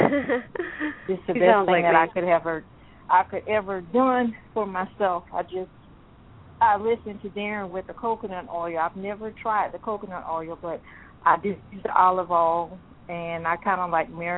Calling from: South Carolina, United States; I'm calling from South Carolina.

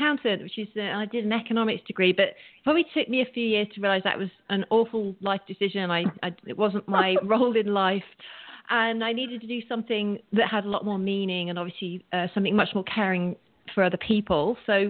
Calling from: Santa Monica, California, United States; I'm actually calling in from Santa Monica, so I'm Pacific Coast time.

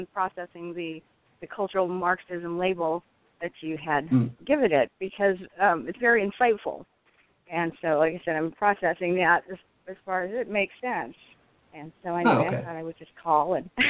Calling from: California, United States; I'm calling from California.

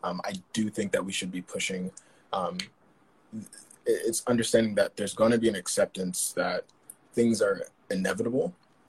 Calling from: Paris, Île-de-France, France; I'm calling from Paris. We're on lockdown here.

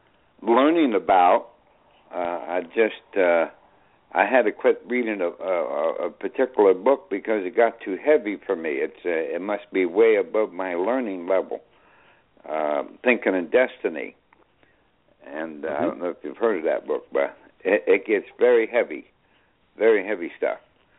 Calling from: Newburgh, New York, United States; Yeah, I'm … here in Newburgh, New York.

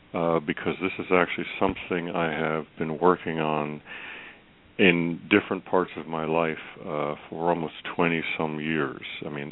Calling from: Virginia, United States; … from Virginia.

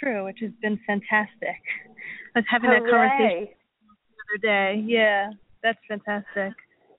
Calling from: New York City, New York, United States; from New York City.

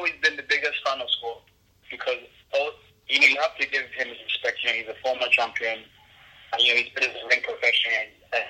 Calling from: Lagos, Nigeria

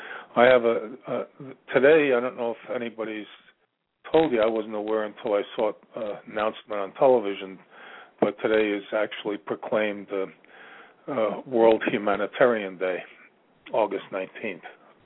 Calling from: Ashland, Virginia, United States; I'm calling from Virginia

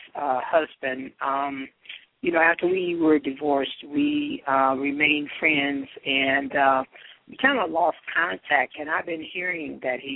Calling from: Colorado, United States; I'm calling from Colorado.

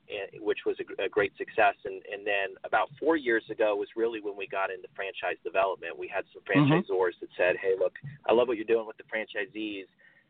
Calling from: Carlsbad, California, United States; I'm calling from Carlsbad, California, just a beach town that's a little bit north of San Diego.

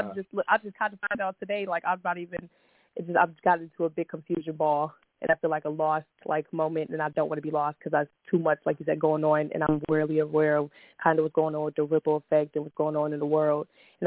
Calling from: Buffalo, New York, United States; I'm calling from Buffalo, New York.

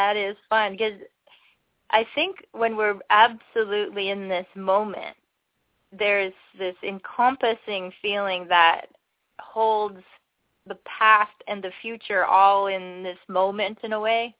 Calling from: Ontario, Canada; I'm calling from Ontario, Canada.

